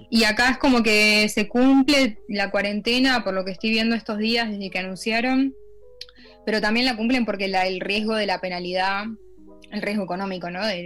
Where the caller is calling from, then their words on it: The Hague, South Holland, Netherlands; Sí, desde La Haya.